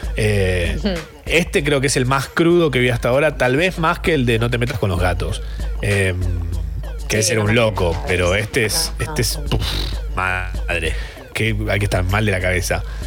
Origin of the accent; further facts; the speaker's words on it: Buenos Aires, Argentina; soy porteña